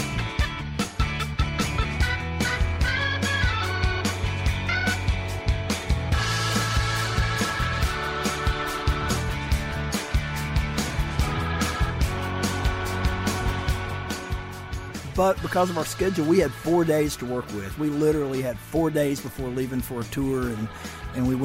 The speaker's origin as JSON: {"language": "English", "town": "Muscle Shoals", "region": "Alabama", "country": "United States", "tie": "born or raised there", "said": "Shauna and Cooley and I grew up in the Muscle Shoals area"}